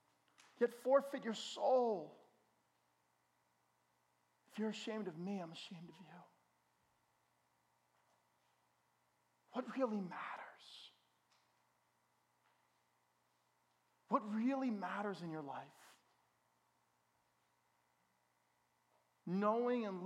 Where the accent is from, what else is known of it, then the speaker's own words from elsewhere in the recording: Bergen County, New Jersey, United States; I grew up in Bergen County.